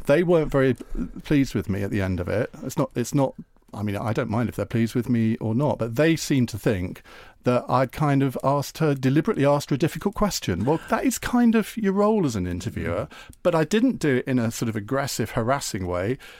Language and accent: English; Essex, East of England, United Kingdom; as a teenager, would go to his parents' pub. fa-, fantastic pub. The cricketers in Clavering in Essex